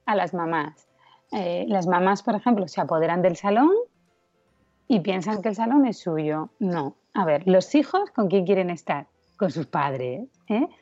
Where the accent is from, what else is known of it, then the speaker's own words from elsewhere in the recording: Asturias, Spain; now in Madrid, Spain; soy asturiana